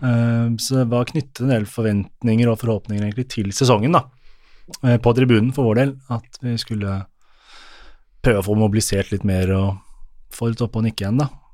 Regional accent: Oslo, Norway; jeg er oppvokst på Oslo øst

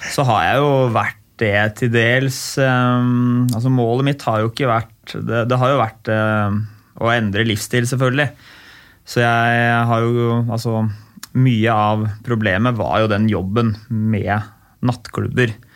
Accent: Oslo, Norway; jeg vokste opp på Ulve

